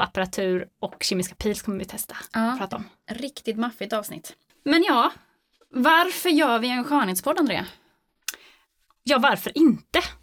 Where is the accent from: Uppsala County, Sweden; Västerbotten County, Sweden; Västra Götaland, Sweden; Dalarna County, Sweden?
Västra Götaland, Sweden; Gothenburg; now in Jönköping, Sweden; jag är född göteborgare